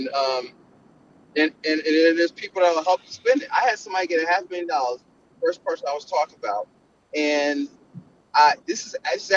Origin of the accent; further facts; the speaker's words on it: Philadelphia, Pennsylvania, United States; I'm from Philly